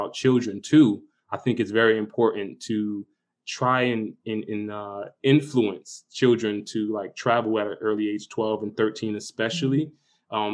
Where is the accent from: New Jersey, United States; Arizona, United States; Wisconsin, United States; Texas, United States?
New Jersey, United States; Paterson; also born or lived in South Carolina / Florida / Bogota, Colombia; now in Mexico; growing up in New Jersey, Paterson, New Jersey